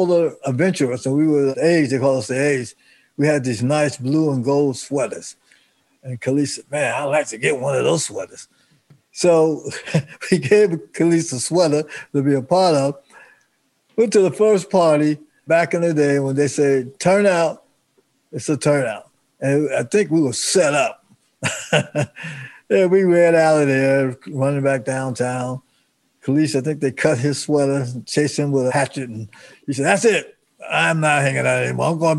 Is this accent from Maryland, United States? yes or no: no; Jersey City, New Jersey, United States; also born or lived in Youngstown, Ohio; we moved to Youngstown, Ohio. From Youngstown, Ohio, excuse me, to Jersey City